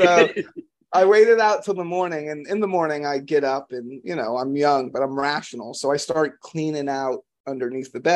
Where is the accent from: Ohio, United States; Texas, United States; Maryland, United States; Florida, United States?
Florida, United States; moved away; I'm from Florida originally